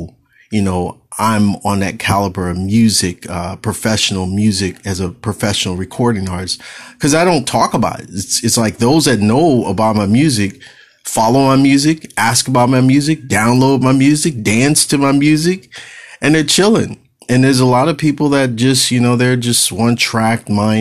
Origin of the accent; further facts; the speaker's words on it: California, United States; I'm Californian born, I'm a native Californian